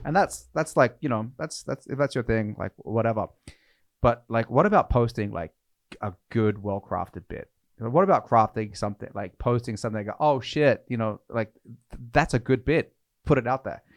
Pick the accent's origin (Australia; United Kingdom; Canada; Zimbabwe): Australia; now in Norway; I'm from Australia